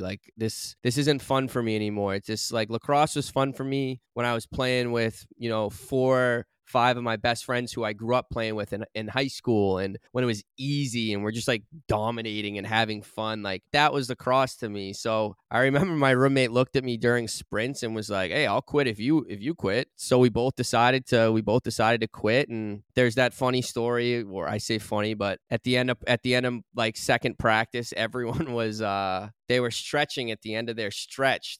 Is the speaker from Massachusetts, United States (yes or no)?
yes; Burlington, Massachusetts, United States; Growing up in Massachusetts, especially in the town that I did, I grew up in Burlington